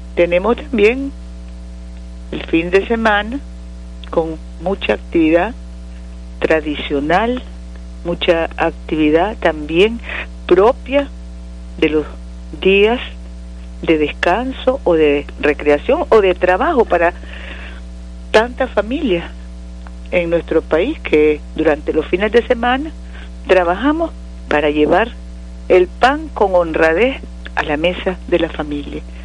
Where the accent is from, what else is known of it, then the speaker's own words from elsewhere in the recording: Nicaragua; nuestra Nicaragua